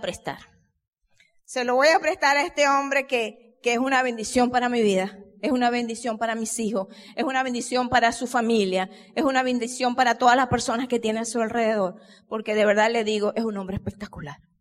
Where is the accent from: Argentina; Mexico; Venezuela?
Venezuela; Miguel y yo, como mm, ya lo dijeron nuestros amigos, venimos desde Venezuela